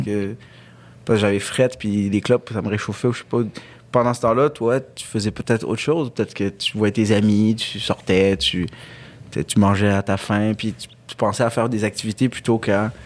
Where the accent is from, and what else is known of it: Quebec, Canada; born or raised there; also born or lived in Algiers, Algeria